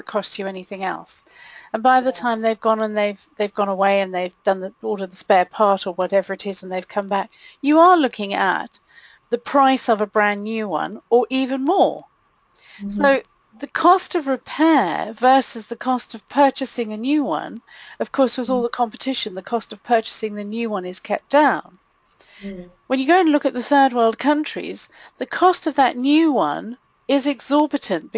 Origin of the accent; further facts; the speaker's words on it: Malawi; now in United Kingdom; growing up in a third world country like I did, growing up in Malawi